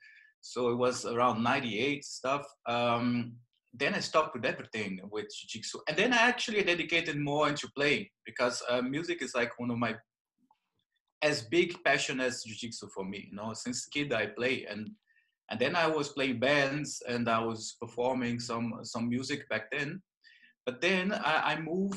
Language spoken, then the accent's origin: English; Belém, Pará, Brazil; English is a second language; moved away; as you can notice by my accent, I'm Brazilian, right? So I was born in the north of Brazil. Like my town is called Belém